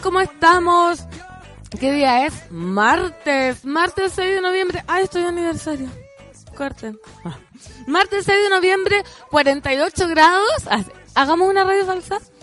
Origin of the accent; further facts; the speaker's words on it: Aconcagua Valley, Valparaíso, Chile; moved away; soy oriunda del Valle de la Concagua